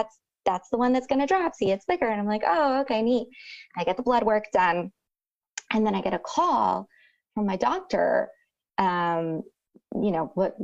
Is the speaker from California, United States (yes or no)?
no; Rio Grande Valley, Texas, United States; I'm from the Rio Grande Valley